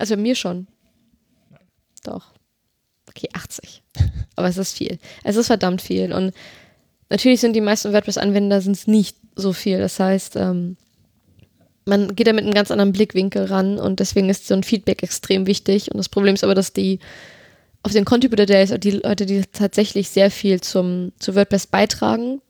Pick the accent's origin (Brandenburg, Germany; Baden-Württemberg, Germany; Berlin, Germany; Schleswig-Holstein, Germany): Berlin, Germany; gebürtig aus Berlin